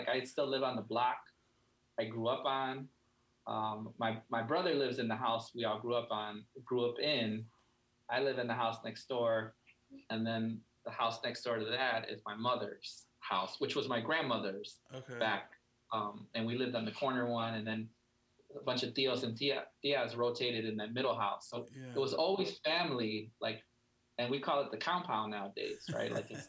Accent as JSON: {"language": "English", "town": "Chicago", "region": "Illinois", "country": "United States", "tie": "born or raised there", "said": "I mean, you know, it wasn't the suburbs, that's for sure."}